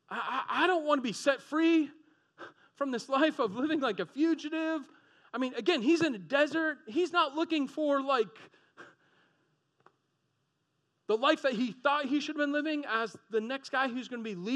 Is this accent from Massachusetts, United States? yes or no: yes; Boston, Massachusetts, United States; moved away as an adult; also born or lived in Florida; I'm from Boston area